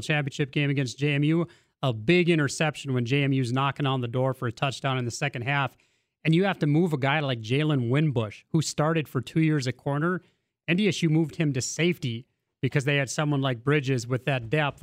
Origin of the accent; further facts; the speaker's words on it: Maddock, North Dakota, United States; I'm from Maddock